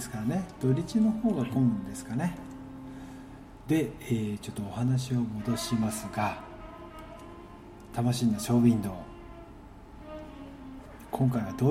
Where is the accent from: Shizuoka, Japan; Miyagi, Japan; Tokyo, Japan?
Tokyo, Japan; Kunitachi; あそうですか僕もこの辺りで育ってますが